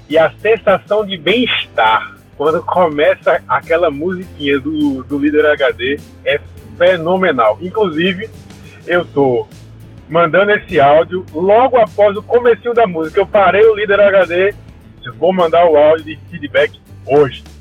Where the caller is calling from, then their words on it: Recife, Pernambuco, Brazil; sou aqui de Recife, cara.